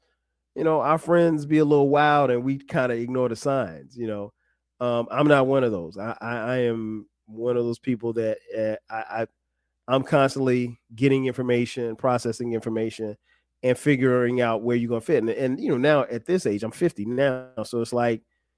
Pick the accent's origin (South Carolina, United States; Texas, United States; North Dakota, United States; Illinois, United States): South Carolina, United States; Florence; now in Atlanta, United States; we grew up together in Florence, South Carolina